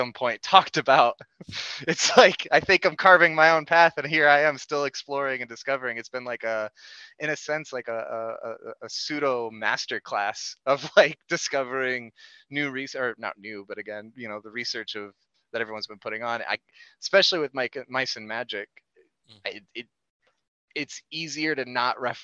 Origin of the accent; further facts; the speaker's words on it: Indiana, United States; I'm right on the edge to Michigan and Indiana